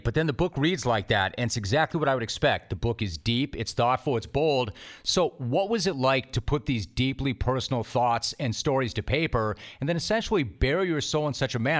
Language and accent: English; Calabasas, California, United States; I grew up in Calabasas